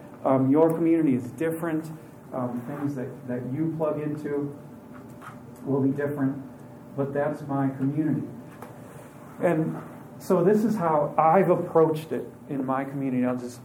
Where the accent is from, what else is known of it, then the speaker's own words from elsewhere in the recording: Aiken, South Carolina, United States; I'm not from Wisconsin. I'm from Aiken. I'm from South Carolina.